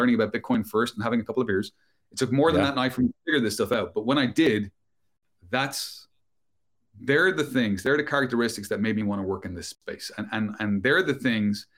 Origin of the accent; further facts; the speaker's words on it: Ireland; moved away as an adult; also born or lived in London, United Kingdom; I emigrated from my home country of Ireland to the UK, to London